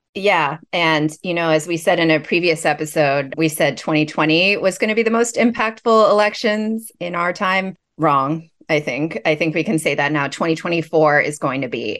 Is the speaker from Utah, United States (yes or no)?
no; Los Angeles, California, United States; moved away as an adult; also born or lived in Boston / Cambridge / Tokyo / New York; now in Bay Area, United States; I grew up in Los Angeles